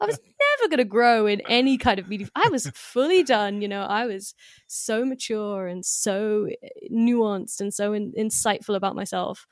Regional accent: London, United Kingdom; also born or lived in France; as a Londoner

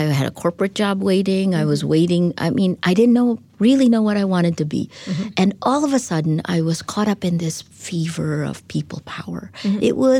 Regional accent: New Jersey, United States; also born or lived in Philippines; I was born there, and then my family came here in 1972, 73.

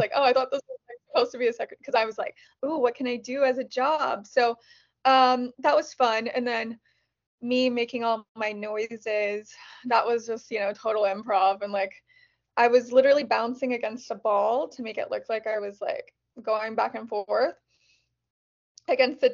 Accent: Kansas, United States; moved away as an adult; now in Los Angeles, United States; I was from Kansas

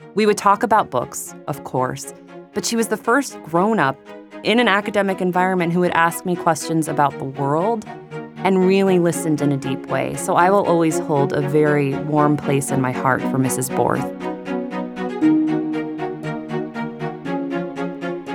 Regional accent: United States; now in Paris, France; as an American living abroad

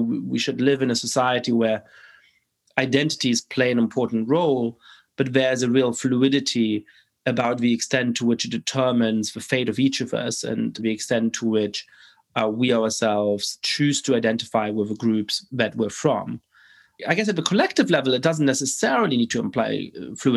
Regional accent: Germany; I grew up in Germany

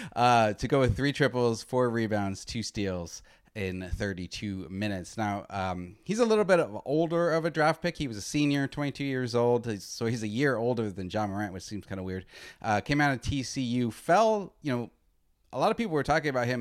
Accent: Arizona, United States; moved away as an adult; also born or lived in New York; I grew up in Arizona, so I grew up with earlier games

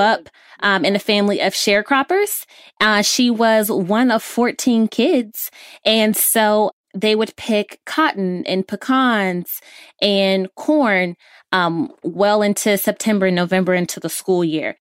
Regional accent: Missouri City, Texas, United States; I am from Texas, the greatest place on earth, and the neighborhood I grew up in, in Missouri City

